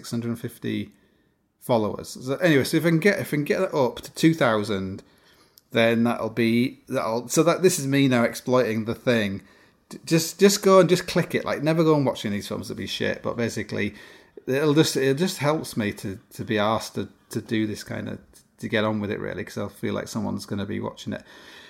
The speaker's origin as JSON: {"language": "English", "country": "Canada", "said": "I'm Canadian."}